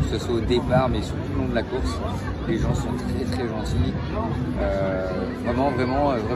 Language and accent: French; Crozon peninsula, Brittany, France; je viens de la presqu'île de Crozon